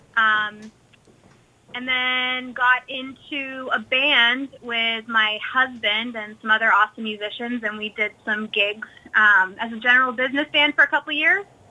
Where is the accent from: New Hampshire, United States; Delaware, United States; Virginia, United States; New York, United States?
New Hampshire, United States; southern; born and raised in southern New Hampshire